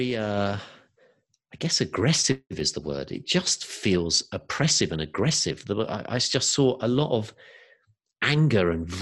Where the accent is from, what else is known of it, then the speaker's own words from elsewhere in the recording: England, United Kingdom; moved away; also born or lived in California; I've got family over here in the UK and, you know, obviously getting a little bit older and mum and nieces and nephews I wasn't seeing as much. And I also went through a divorce this year. So that was another reason to think, okay, you know, maybe I'll re-explore coming back to England.